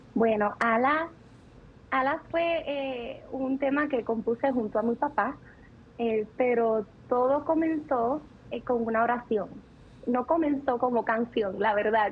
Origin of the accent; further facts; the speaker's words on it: Ciales, Puerto Rico; also born or lived in Florida, United States; allí me crié, en el pueblito de, de, Ciales, que seguramente ellos lo mencionaron mucho, eh, que es un pueblo en la montaña, un pueblo bien humilde, en el mismo centro de, Puerto Rico